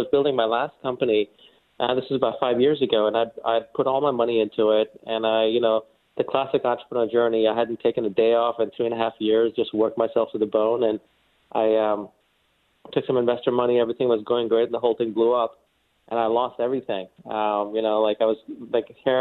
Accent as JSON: {"language": "English", "region": "New York", "country": "United States", "tie": "born or raised there", "also_born_or_lived": "India"}